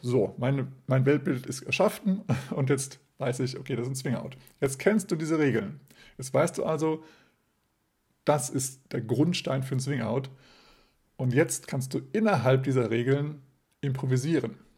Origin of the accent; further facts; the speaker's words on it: Germany; wir als Deutsche